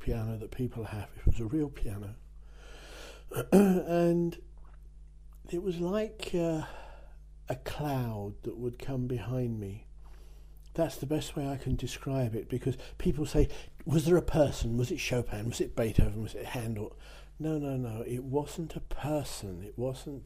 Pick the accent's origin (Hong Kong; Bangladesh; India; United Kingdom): United Kingdom; near Dover, South East England; now in France; I'm English. I was born near Dover into a family.